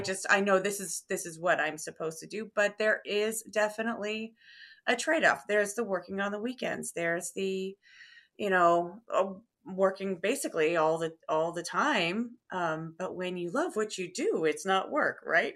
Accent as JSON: {"language": "English", "town": "Terre Haute", "region": "Indiana", "country": "United States", "tie": "born or raised there", "also_born_or_lived": "Carmel, Indiana", "said": "I grew up in Terre Haute, Indiana"}